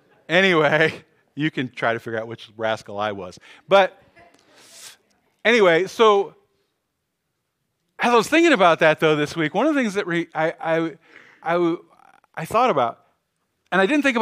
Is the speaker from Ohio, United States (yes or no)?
yes; Cleveland, Ohio, United States; So when I was young, I grew up in Cleveland, Ohio.